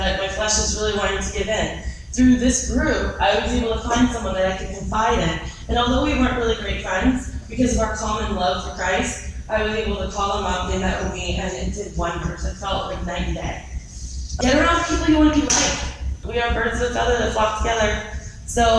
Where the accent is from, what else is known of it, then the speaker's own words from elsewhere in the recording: Boston, Massachusetts, United States; I'm from Boston and I'm Italian and I speak fast